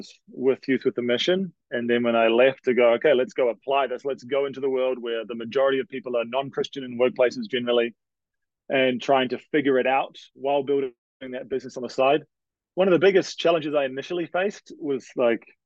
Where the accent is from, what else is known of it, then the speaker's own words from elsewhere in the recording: New Zealand; moved away as an adult; now in Canada; I'm from New Zealand, for those trying to guess my accent